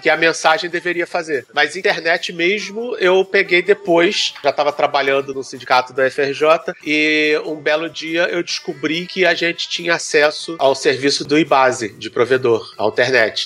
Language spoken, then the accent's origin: Portuguese; Brazil; Como bom brasileiro